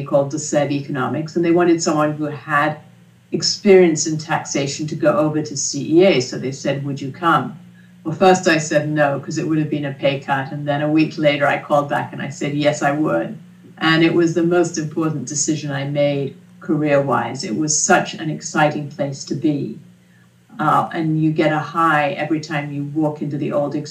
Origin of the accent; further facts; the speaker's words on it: England, United Kingdom; now in United States; I grew up in England, and my father was an economist